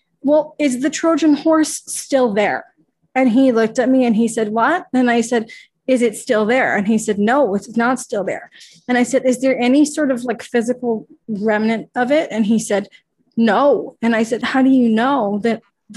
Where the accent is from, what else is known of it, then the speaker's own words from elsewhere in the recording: Ottawa, Ontario, Canada; now in Toronto, Canada; I'm from Ottawa, which is actually just like 2 hours from Montreal